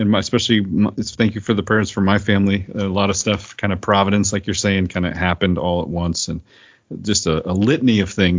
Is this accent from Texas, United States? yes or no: no; Oklahoma, United States; moved away as an adult; now in Seattle, United States; we are moving back to my home state of Oklahoma